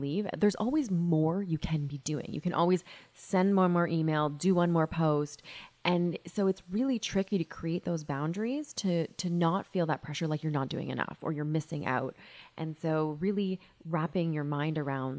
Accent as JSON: {"language": "English", "town": "London", "region": "Ontario", "country": "Canada", "tie": "born or raised there", "moved": "as an adult", "lives_now": "Toronto, Canada", "said": "I grew up in London, Ontario"}